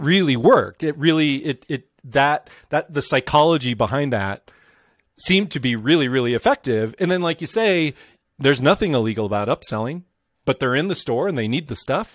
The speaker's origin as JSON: {"language": "English", "region": "Midwest", "country": "United States", "tie": "born or raised there", "said": "I grew up in the Midwest"}